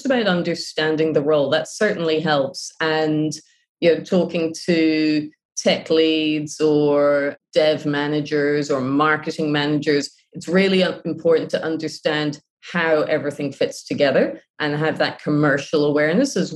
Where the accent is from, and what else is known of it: Ireland; moved away; also born or lived in Japan